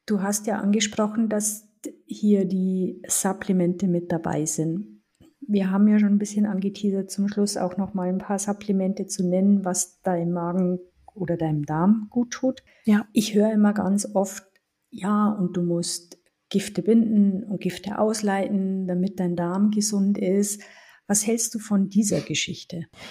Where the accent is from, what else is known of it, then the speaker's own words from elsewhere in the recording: Germany; bei uns in Deutschland